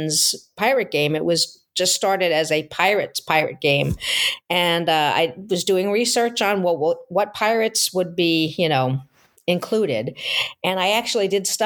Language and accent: English; Long Island, New York, United States; also born or lived in Seattle area, Washington; now in Seattle, United States; I grew up on Long Island in New York